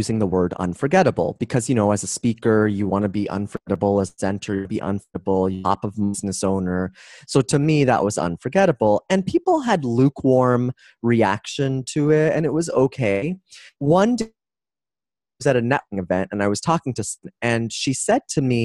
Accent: Toronto, Ontario, Canada; moved away as an adult; now in San Diego, United States; I'm from Toronto, Canadian, and 3 years ago, I moved to the U.S.

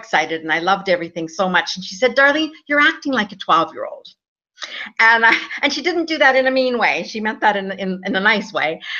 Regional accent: Alberta, Canada; moved away as an adult; also born or lived in Vancouver, Canada; now in Spain; I was born and raised in Alberta, Canada, where it's snowing right now, but it's nice and hot here in Spain, where I am located right

